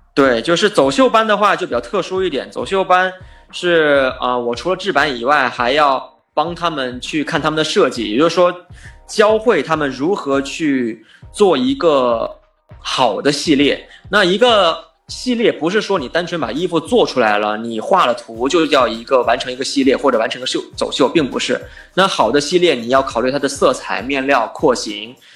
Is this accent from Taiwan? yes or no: no; China; moved away as an adult; now in Los Angeles, United States; 作为一个留学生来到美国，中国留学生